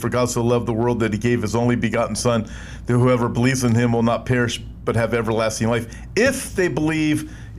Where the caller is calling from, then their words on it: Melbourne, Victoria, Australia; I am from Melbourne, Australia, and always tune in and listen to your amazing work in the ministry.